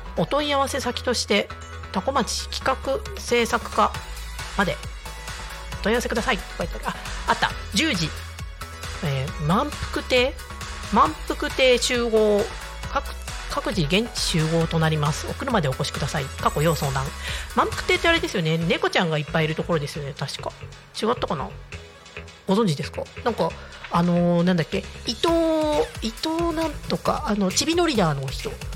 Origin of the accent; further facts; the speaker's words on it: Niigata, Japan; moved away as an adult; now in Tako, Japan; 地元が新潟なんですよ新潟市で。でやっぱちっちゃい頃から雪降るの結構当たり前